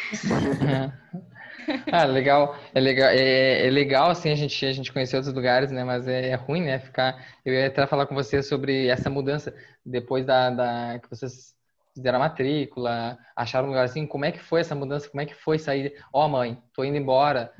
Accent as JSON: {"language": "Portuguese", "town": "Pelotas", "region": "Rio Grande do Sul", "country": "Brazil", "tie": "born or raised there", "moved": "as an adult", "lives_now": "Minas Gerais, Brazil", "said": "eu sou de, de Pelotas, né? Eu nasci em Pelotas, uh, minha vida toda fiquei em Pelotas. E hoje eu tô aqui em Minas"}